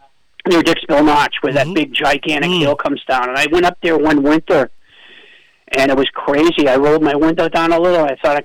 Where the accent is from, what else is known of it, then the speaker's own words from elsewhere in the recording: Canada; I'm French Canadian because I play hockey and I played hockey and I did all that. And I'm a French Canadian.